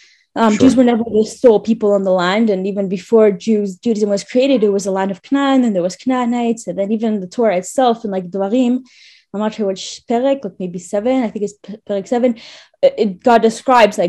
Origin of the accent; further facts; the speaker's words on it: Montreal, Quebec, Canada; moved away as an adult; now in Jerusalem, Israel; I was born in Canada